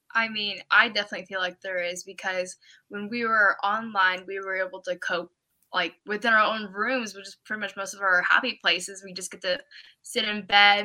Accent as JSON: {"language": "English", "region": "Oregon", "country": "United States", "said": "I'm from Oregon."}